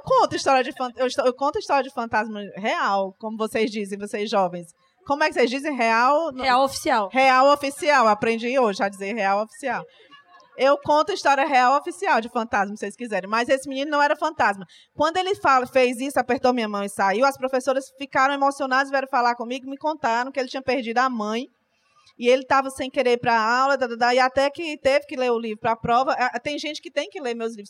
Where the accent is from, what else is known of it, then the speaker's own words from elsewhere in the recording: Fortaleza, Ceará, Brazil; real oficial eu sou de Fortaleza. Do Ceará